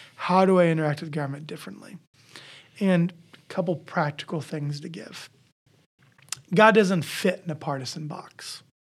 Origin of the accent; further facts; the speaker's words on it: Iowa, United States; I grew up in Iowa. I act like an Iowan.